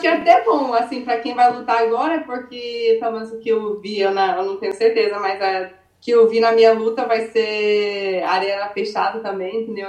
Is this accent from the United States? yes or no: yes; Arizona, United States; moved away as an adult; also born or lived in Brazil / Rio de Janeiro; now in California, United States; eu nasci no Arizona, eu vivi assim, a maioria parte da minha vida no Arizona. É, com 16 anos mudei pro Brasil